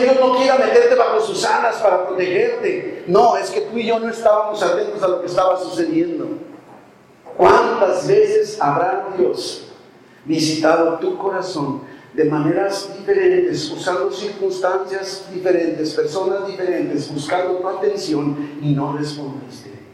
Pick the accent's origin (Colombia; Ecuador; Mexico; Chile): Mexico; por ser mexicano